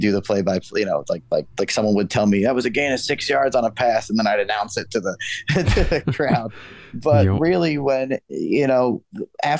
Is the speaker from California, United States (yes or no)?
no; Yeadon, Pennsylvania, United States; I was born in Yadin, Pennsylvania